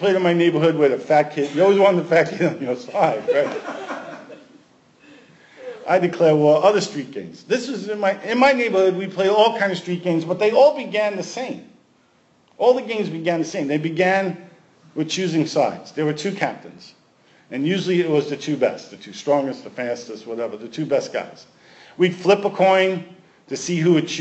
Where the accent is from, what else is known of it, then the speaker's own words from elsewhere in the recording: New York City, New York, United States; We played all street sports growing up in Brooklyn